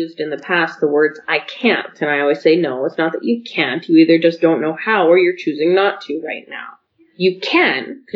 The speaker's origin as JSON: {"language": "English", "town": "Calgary", "region": "Alberta", "country": "Canada", "tie": "born or raised there", "said": "we grew up in Calgary housing"}